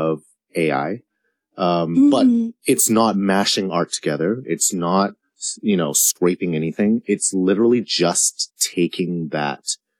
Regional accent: Hong Kong; moved away as an adult; now in United States; Cause, I'm from Hong Kong originally, born and raised. This is not my original accent. I went to British school, so I spoke like I do in D&D, but now I speak like this.

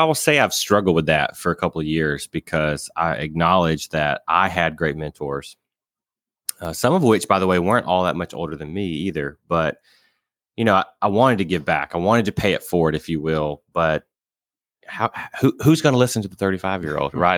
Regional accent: Alabama, United States; they randomly placed me at a small credit union in my hometown in Alabama

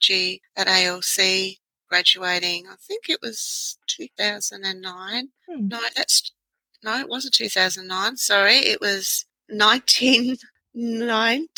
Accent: Adelaide, South Australia, Australia; I'm born here in Adelaide

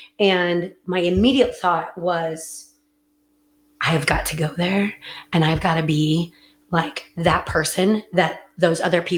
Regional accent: California, United States; And we had them come down, of course, to the wineries. I'm from California.

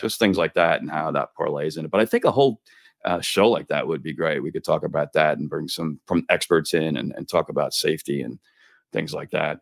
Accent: New Jersey, United States; now in Florida, United States; I enjoy the seasons growing up in Jersey

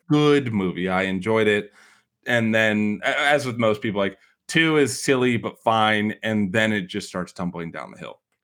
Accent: Chicago, Illinois, United States; accent: Chicago; my Chicago accent

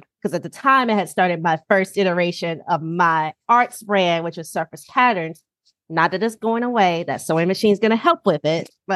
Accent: North Carolina, United States; moved away as an adult; also born or lived in Kansas City / Baltimore; now in Washington, DC, United States; I'm originally from North Carolina, which is probably what y'all can hear and tell. So yes, I'm originally from North Carolina

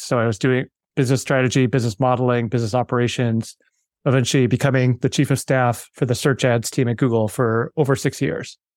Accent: Wheaton, Illinois, United States; I grew up, uh, in a suburb outside of Chicago, Wheaton, Illinois

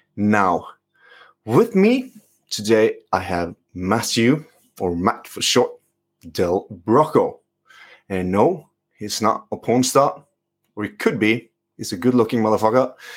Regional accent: Norway; English is a second language; I'm a physio from Norway

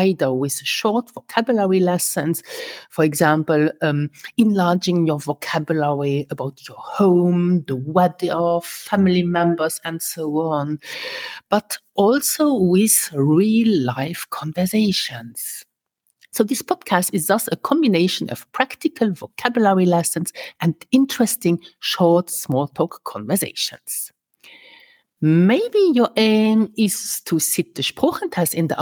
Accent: Luxembourg; first language Luxembourgish; English is a second language; teaching my mother tongue since 2012

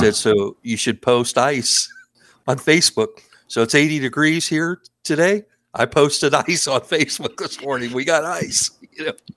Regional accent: East Coast, United States; also born or lived in Maryland / Oregon; I'm, I'm from the East Coast

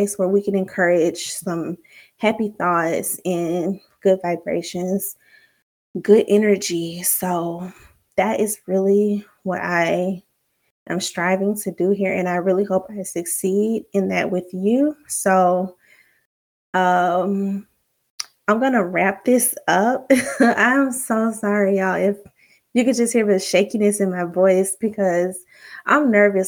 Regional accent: Alabama, United States; now in Virginia, United States; I'm from the South, Alabama to be exact, but right now I'm currently living in Virginia

